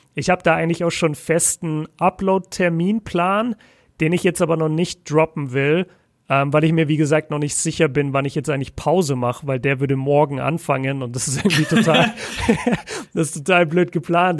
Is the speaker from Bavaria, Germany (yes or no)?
yes; Nuremberg, Bavaria, Germany; moved away as an adult; also born or lived in Ruhr area; now in Bochum, Germany; bei uns in Nürnberg sagt halt jeder: Ich hole mir jetzt einen Leberkäse-Weckler